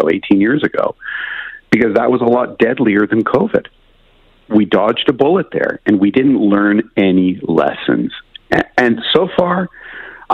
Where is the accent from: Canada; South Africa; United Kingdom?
Canada; as a Canadian